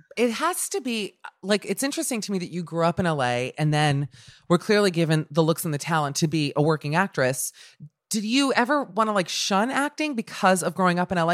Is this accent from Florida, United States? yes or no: yes; Miami, Florida, United States; now in Los Angeles, United States; I'm from Miami